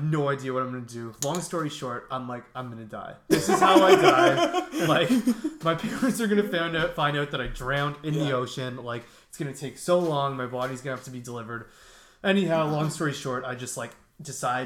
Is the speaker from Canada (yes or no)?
yes; East Coast Canada, Canada; as a Canadian, or like at least an East Coast Canadian